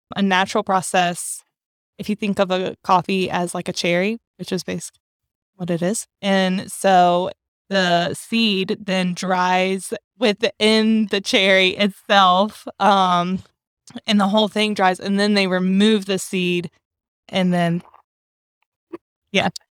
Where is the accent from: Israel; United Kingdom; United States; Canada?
United States; North Carolina; North Carolina roots